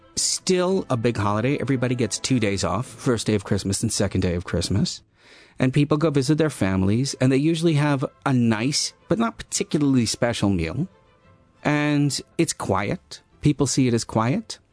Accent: United States; now in Netherlands; I am an American

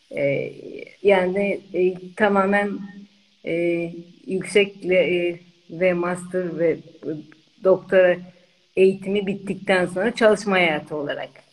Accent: Eskişehir, Turkey; moved away; also born or lived in California, United States

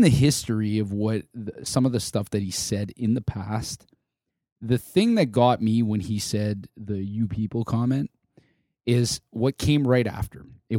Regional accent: Canada; This is my identity as a Canadian.

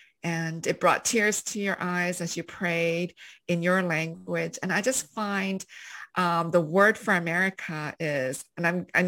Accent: Canada; I grew up in Canada, so I'm more familiar with it.

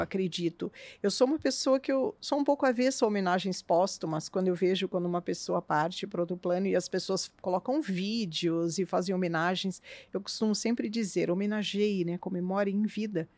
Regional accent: São Paulo, Brazil; moved away as an adult; now in Curitiba, Brazil; eu não nasci aqui, eu nasci em São Paulo

